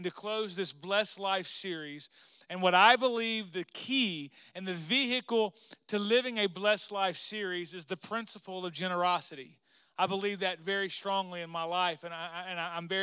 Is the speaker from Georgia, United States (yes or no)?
no; Arkansas, United States; moved away; We grew up in Arkansas together